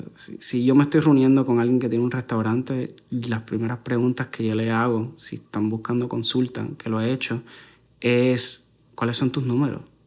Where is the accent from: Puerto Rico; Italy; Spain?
Puerto Rico